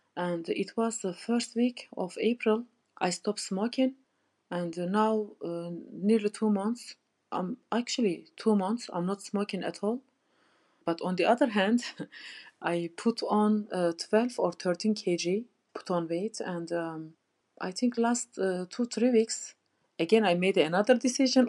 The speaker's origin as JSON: {"language": "English", "country": "Turkey", "second_language": "English", "moved": "as an adult", "lives_now": "Leeds, United Kingdom", "said": "I'm from Turkey"}